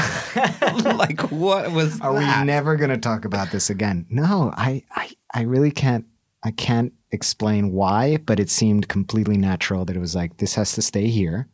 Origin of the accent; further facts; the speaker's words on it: Bolivia; my home country, Bolivia